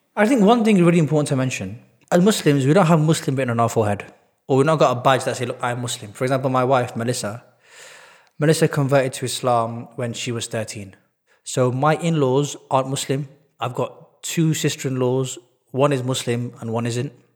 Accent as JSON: {"language": "English", "town": "Manchester", "region": "North West England", "country": "United Kingdom", "tie": "born or raised there", "said": "I was born and bred in Manchester."}